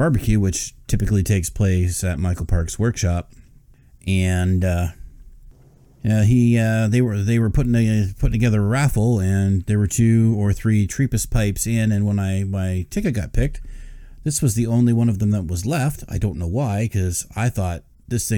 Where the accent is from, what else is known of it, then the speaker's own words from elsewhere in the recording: Canada; I'm a Canadian